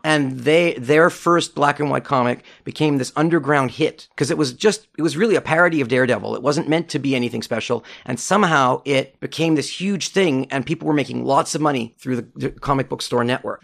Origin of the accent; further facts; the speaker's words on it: Montreal, Quebec, Canada; I grew up in Montreal